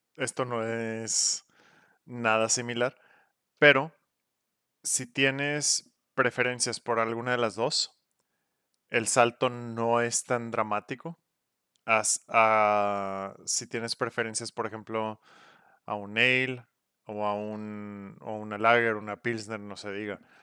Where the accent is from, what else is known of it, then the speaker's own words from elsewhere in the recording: Monterrey, Nuevo León, Mexico; somos regios